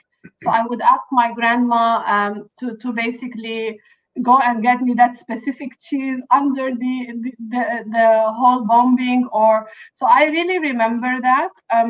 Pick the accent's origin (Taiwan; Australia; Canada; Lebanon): Lebanon; moved away as an adult; now in Dubai, United Arab Emirates; I was born in Lebanon in a small village that is probably 20 to 25 minutes away from the capital, Beirut.